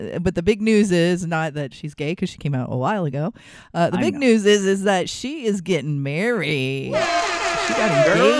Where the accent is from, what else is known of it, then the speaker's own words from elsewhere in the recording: United States; As an American